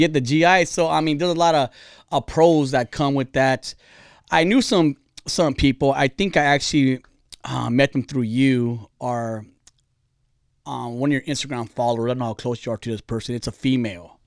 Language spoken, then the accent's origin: English; California, United States; I'm Californian